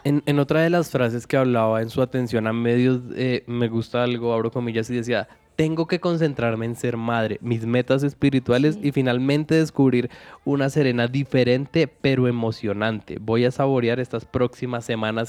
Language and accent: Spanish; Colombia